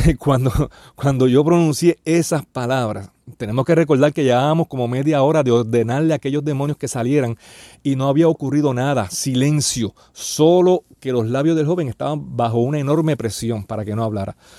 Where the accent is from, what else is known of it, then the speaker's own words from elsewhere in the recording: Puerto Rico; en mi país, aquí en Puerto Rico